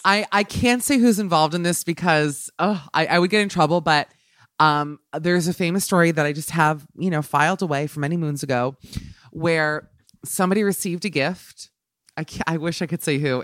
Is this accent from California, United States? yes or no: no; New York, United States; I'm a New Yorker, so obviously living here